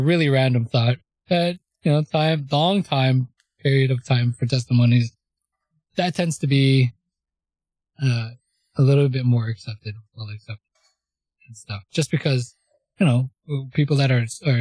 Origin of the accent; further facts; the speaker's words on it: Canada; I'm Canadian. I'm going to say Gen Z.